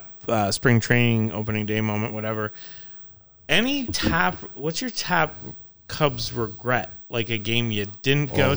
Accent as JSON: {"language": "English", "town": "Minneapolis", "region": "Minnesota", "country": "United States", "said": "I'm from Minneapolis."}